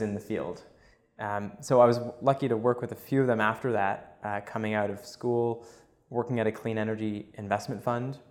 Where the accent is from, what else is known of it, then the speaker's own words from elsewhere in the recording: Montreal, Quebec, Canada; Born and raised in uh, Montreal. Grew up there